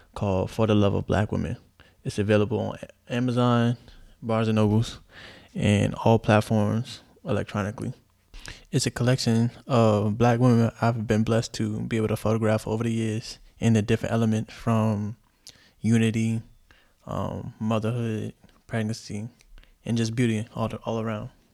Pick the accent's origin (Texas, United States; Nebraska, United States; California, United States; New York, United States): New York, United States; New York City; also born or lived in Chicago / Japan; I'm from Chicago, raised in the Bronx